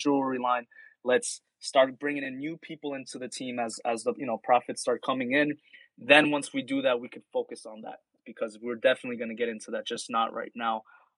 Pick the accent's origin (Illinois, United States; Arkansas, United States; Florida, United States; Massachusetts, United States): Florida, United States; Miami; I'm from Miami. There's a big Haitian community here